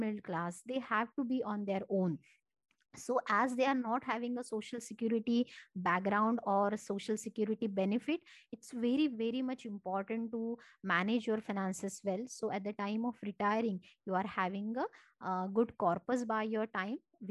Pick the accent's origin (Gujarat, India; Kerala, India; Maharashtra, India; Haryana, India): Maharashtra, India; Marathi; first language Marathi; English is a second language; Marathi, which is my mother tongue.